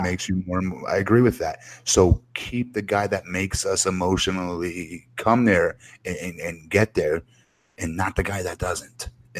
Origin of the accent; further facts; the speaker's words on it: Florida, United States; I'm from Florida.